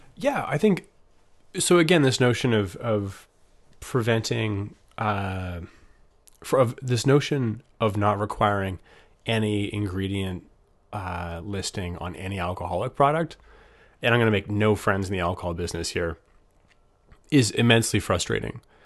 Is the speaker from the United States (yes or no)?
no; Canada